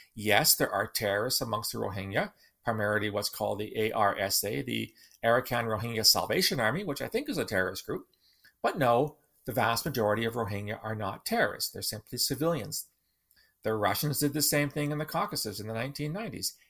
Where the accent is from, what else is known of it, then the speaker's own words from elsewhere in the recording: Southern Ontario, Canada; As a child growing up in Southern Ontario in the nineteen sixties, I read the Marvel Comics.